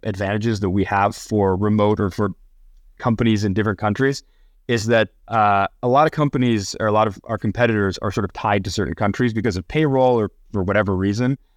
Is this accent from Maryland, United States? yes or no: no; Minnesota, United States; moved away as an adult; also born or lived in Chicago / San Francisco; I, I grew up in Minnesota